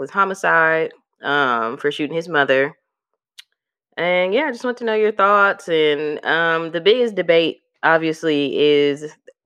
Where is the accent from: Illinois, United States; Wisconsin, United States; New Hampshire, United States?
Wisconsin, United States; Milwaukee; being that we're all from Milwaukee